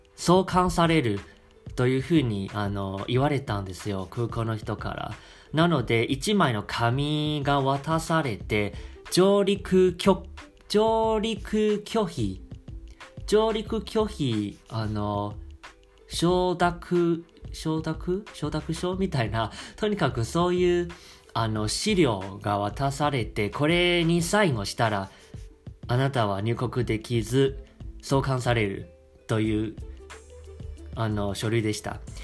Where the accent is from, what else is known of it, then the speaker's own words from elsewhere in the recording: Taiwan; Japanese is a second language; moved away as an adult; also born or lived in Osaka; now in Japan; 日本語をしゃべる台湾男子